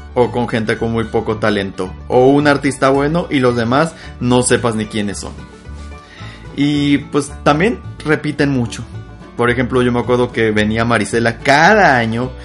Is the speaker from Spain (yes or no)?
no; Sonora, Mexico; soy de Sonora